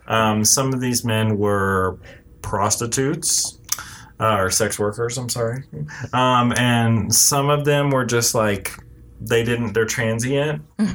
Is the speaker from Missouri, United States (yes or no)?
yes; Kansas City, Missouri, United States; I grew up in Kansas City, Missouri.